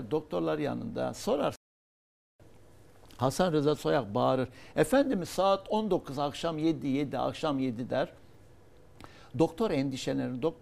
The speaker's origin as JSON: {"language": "Turkish", "region": "Hatay", "country": "Turkey", "tie": "born there", "said": "Onun için ben Hatay'da doğdum. Atatürk'e şükran borçluyum. E, ve Hatay'a Atatürk ömrünü verdi."}